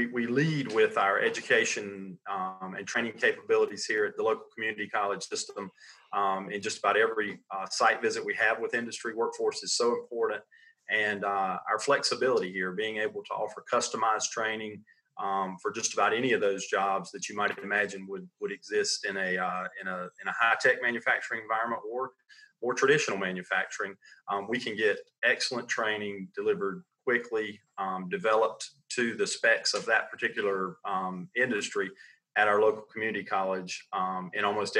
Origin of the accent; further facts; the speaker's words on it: Sandhills, North Carolina, United States; I grew up right here in the Sand Hills